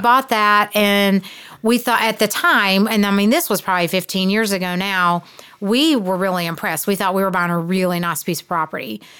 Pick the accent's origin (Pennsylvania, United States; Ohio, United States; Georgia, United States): Georgia, United States; South; moved away as an adult; now in Cleveland, Tennessee, United States; I grew up in South Georgia